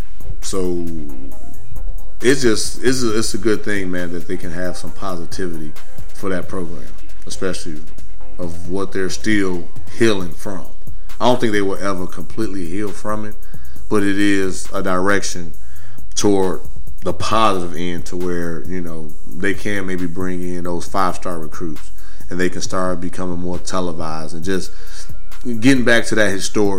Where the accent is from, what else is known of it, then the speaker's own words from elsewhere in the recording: Midwest, United States; I just thought that was weird when you said it, because even growing up in the Midwest